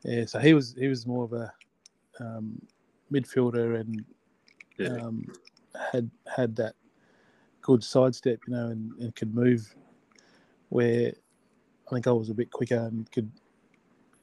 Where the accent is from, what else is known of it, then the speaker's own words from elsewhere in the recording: Narrogin, Western Australia, Australia; I grew up in a place called Narrogin down southeast of Perth, about 160 km.